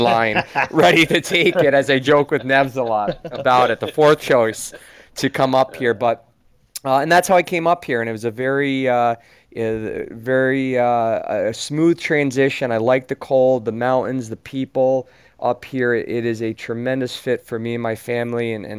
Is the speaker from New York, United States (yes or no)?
yes; North Country, upstate New York, United States; I grew up there